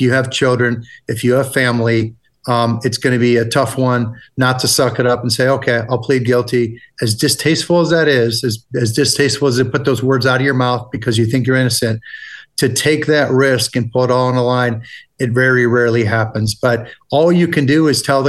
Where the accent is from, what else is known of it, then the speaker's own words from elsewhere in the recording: United States; accent: American; my horrible American accent.